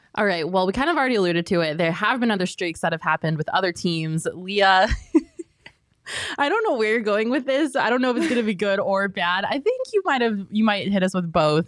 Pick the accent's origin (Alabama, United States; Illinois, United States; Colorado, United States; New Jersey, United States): Colorado, United States; now in Arizona, United States; I grew up in Colorado